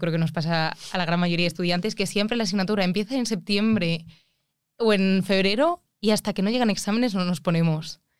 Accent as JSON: {"language": "Spanish", "town": "Alicante", "region": "Valencian Community", "country": "Spain", "said": "yo es que soy de Alicante"}